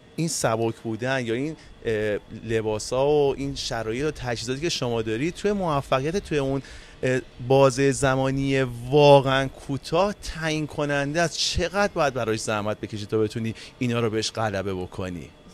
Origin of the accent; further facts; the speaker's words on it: Iran; به عنوان یک ایرانی